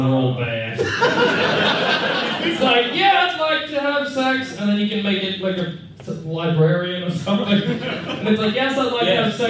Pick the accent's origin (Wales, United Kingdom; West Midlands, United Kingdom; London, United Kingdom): London, United Kingdom; Tottenham; I'm from Tottenham.